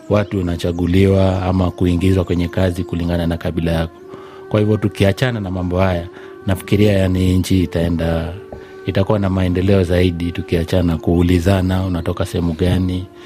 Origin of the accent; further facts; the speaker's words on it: Kisii County, Kenya; ninatokea sehemu za Kenya, sehemu za Kisii.